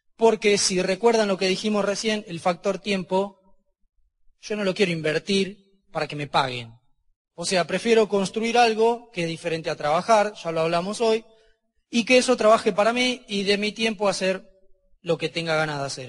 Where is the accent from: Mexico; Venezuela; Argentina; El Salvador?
Argentina; Porque soy argentino